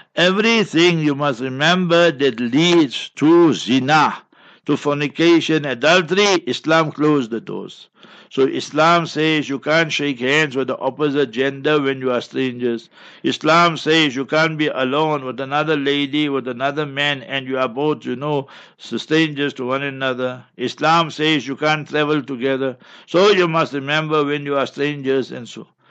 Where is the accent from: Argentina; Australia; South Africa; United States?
South Africa; Heidelberg, Gauteng; I grew up in Heidelberg, and my neighbors were Babas and Timols